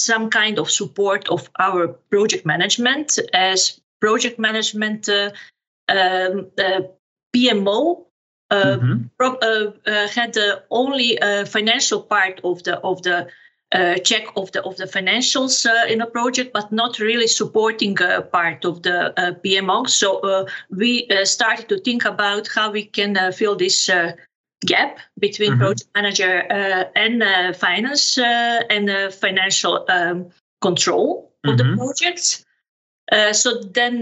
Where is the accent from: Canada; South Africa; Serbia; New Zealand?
Serbia; moved away as an adult; now in Amersfoort, Netherlands; born and raised in Serbia, graduated in economics, also in Serbia